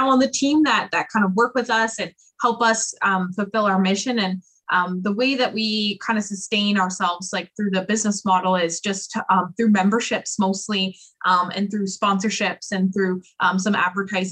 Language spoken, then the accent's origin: English; Oakville, Ontario, Canada; also born or lived in Peterborough, Ontario; I was born and raised in Oakville, Ontario, and I moved to Peterborough, Ontario when I was about 18 years old